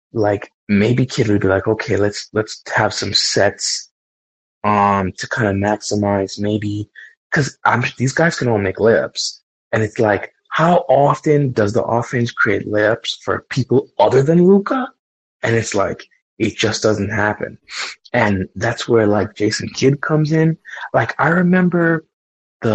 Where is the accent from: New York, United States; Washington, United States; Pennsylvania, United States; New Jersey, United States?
New York, United States; moved away; I grew up in New York